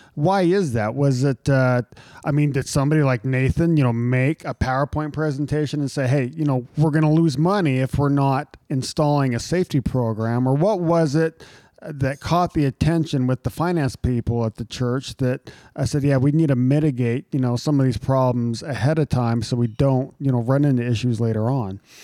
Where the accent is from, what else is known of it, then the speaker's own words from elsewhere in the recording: Utah, United States; a young Latter Day Saint growing up in Utah